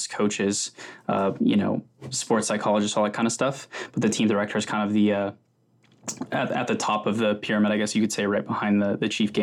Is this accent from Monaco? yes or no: no; Wichita, Kansas, United States; now in London, United Kingdom; I'm actually from Wichita, Kansas, originally